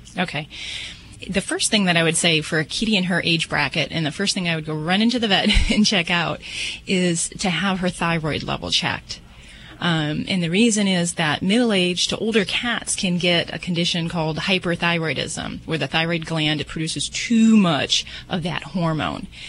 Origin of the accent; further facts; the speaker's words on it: Las Vegas, Nevada, United States; I'm from Vegas